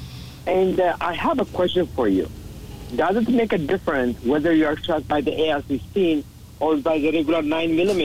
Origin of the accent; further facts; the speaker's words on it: Ethiopia; now in United States; I'm originally from Ethiopia